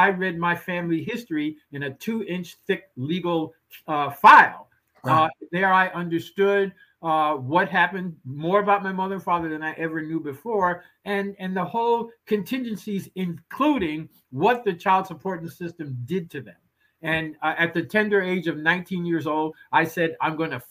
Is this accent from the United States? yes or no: yes; New York City, New York, United States; I grew up in the Patterson Housing Projects in the 1950s